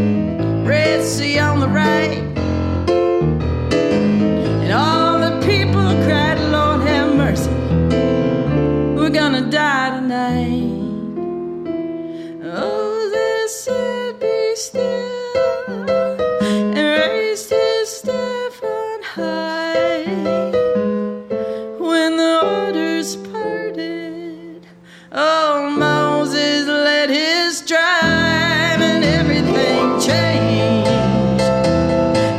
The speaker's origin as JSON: {"language": "English", "town": "Jackson", "region": "Mississippi", "country": "United States", "tie": "born or raised there", "also_born_or_lived": "Austin, Texas / New Orleans, Louisiana / Central Florida", "moved": "as an adult", "lives_now": "Piedmont Triad, United States", "said": "I grew up in Jackson, Mississippi"}